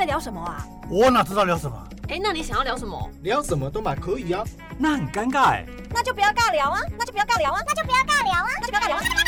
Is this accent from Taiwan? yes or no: yes; Chiayi County, Taiwan; 因为我是嘉义人